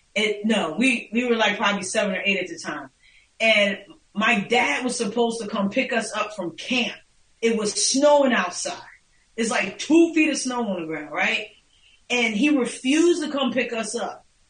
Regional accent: Philadelphia, Pennsylvania, United States; moved away as an adult; now in South Jersey, United States; I am born and raised in North Philadelphia, but currently I live in South Jersey

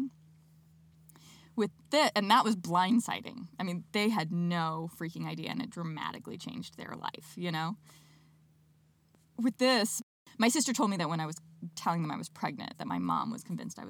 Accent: Midwest, United States; I'm from the Midwest

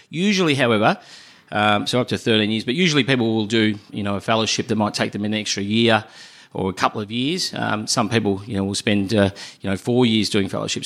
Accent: Melbourne, Victoria, Australia; also born or lived in Adelaide; my hometown in Melbourne

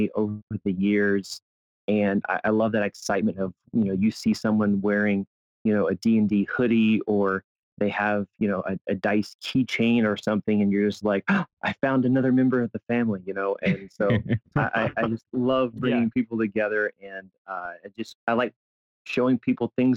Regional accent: South Carolina, United States; now in Albuquerque, United States; I grew up in South Carolina

